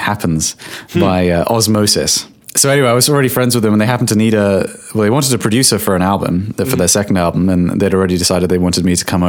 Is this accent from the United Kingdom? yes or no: yes; England, United Kingdom; I should add, I'm from England.